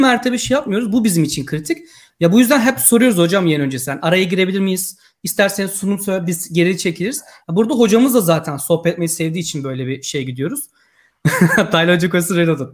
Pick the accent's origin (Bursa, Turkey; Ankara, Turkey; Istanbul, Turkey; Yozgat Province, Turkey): Yozgat Province, Turkey; moved away as an adult; now in Poland; ben de Aslan Yozgatlıyım